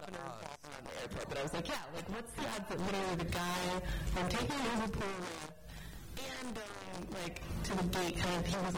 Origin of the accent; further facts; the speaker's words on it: Australia; I'm Australian